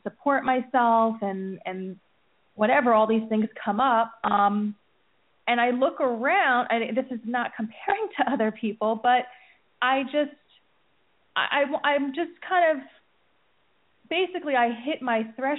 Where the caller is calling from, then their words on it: New Jersey, United States; From New Jersey.